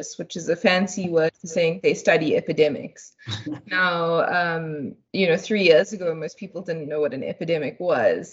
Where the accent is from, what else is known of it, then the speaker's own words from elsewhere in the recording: Durban, KwaZulu-Natal, South Africa; moved away as an adult; also born or lived in Chatsworth / Cape Town; now in Johannesburg, South Africa; I grew up in Durban. I was born in Chatsworth